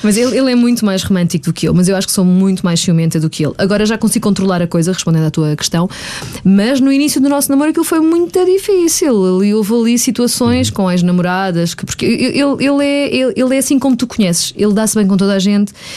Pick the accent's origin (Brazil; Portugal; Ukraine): Portugal; Margem Sul, Lisbon metropolitan area; eu sou da Margem Sul e durante a semana ficava cá em Lisboa